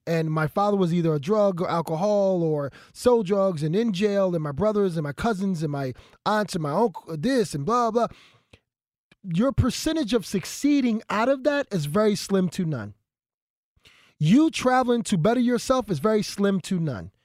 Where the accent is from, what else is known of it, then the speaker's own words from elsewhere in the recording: Philadelphia, Pennsylvania, United States; I'm from North Philadelphia